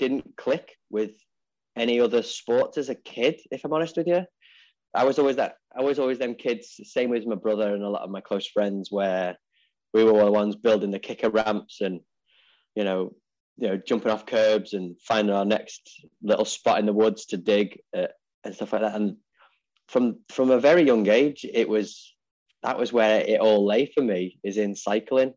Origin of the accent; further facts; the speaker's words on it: Ellesmere Port, North West England, United Kingdom; I'm from a little county called Cheshire and a little town called Ellesmereport